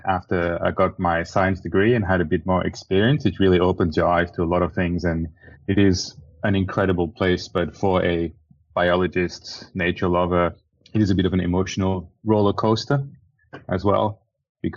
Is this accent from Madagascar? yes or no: yes; Madagascar; I grew up in Madagascar. I was born in Madagascar